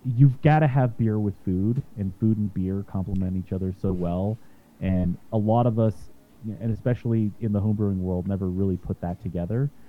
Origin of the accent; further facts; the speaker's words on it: Utah, United States; now in Jefferson County, Colorado, United States; I'm from Utah um, originally